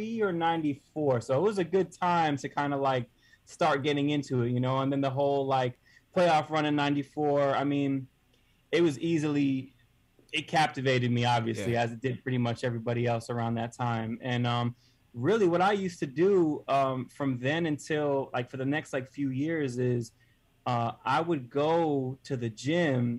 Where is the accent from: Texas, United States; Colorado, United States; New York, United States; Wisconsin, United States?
New York, United States; Westchester; I'm from Westchester. My dad was an art professor at SUNY Purchase College. And, you know, I was a little kid.